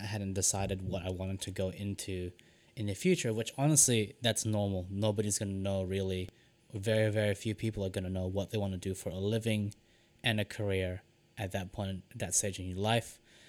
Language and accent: English; Philippines; The one thing I didn't apply for was nursing, because I'm Filipino and I vehemently did not want to be the stereotype of being a Filipino nurse.